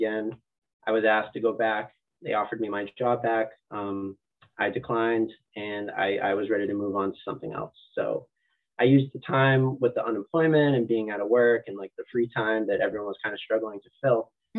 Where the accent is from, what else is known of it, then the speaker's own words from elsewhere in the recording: New Hampshire, United States; moved away as an adult; now in Massachusetts, United States; I grew up in New Hampshire.